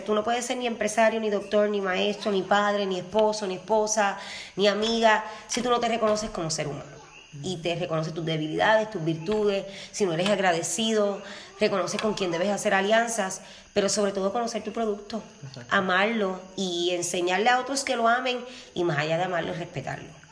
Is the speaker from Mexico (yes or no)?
no; Utuado, Puerto Rico; Yo soy dutuado, del mejor pueblo